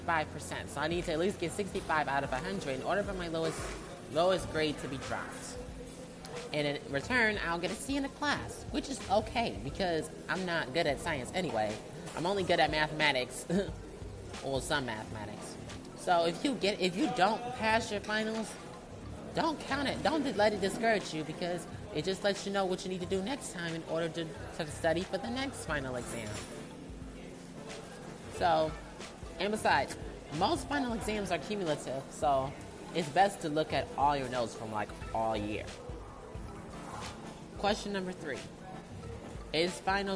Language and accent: English; Detroit, Michigan, United States; moved away as an adult; my hometown, Detroit